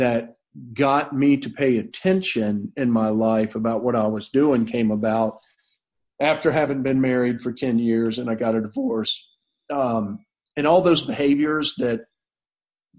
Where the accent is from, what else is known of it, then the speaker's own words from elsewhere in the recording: North Florida, United States; I grew up in a big family in North Florida that had been there since the mid 1800s